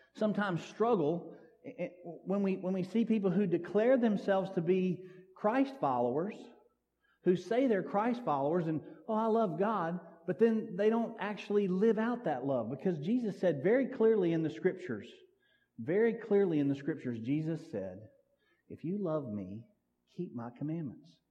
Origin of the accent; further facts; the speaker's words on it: Sims, United States; I grew up out here in Sims